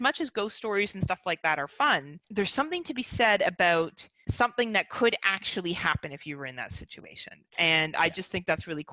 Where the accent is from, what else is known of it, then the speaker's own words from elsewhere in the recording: Burlington, Ontario, Canada; I grew up in Burlington, Ontario